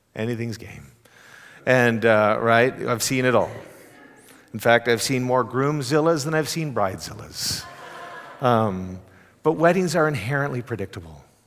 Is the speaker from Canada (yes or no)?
yes; Canada; now in Texas, United States; as a Canadian